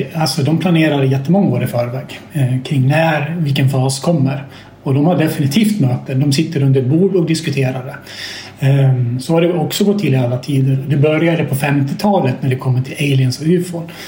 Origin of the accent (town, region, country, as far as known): Sweden